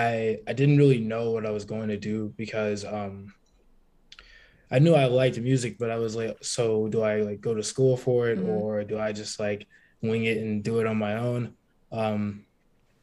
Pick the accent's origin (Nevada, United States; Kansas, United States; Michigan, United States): Nevada, United States; Las Vegas; moved away as an adult; now in Florida, United States; I'm from Vegas originally. So, I mean, moving to Florida was just exciting.